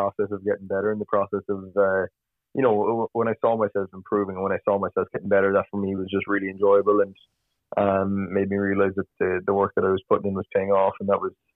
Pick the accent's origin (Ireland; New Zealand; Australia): Ireland; Kinsale, Munster; moved away as an adult; also born or lived in Maynooth, Ireland; now in Louisville, United States; I loved growing up in Kinsale and Cork, and I loved being in Ireland